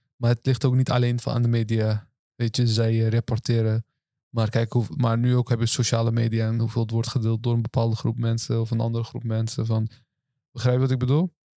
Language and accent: Dutch; Rotterdam, South Holland, Netherlands; Turks Nederlander, eh, geboren getogen, Rotterdam.